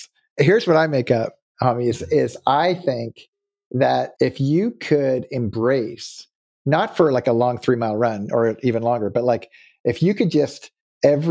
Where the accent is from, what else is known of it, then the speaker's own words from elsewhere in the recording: Nova Scotia, Canada; also born or lived in California; now in Auburn, California, United States; now that I live in California, but I grew up in Nova Scotia, Canada